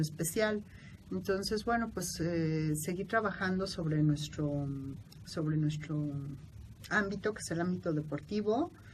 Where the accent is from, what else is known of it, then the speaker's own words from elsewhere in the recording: Mexico City, Mexico; de la Ciudad de México, vivo en el sur de la ciudad